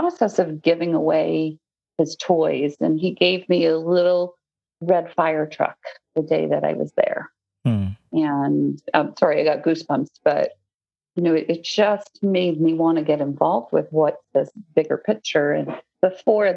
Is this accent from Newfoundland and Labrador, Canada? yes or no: yes; Newfoundland and Labrador, Canada; now in United States; I grew up in Newfoundland, Canada.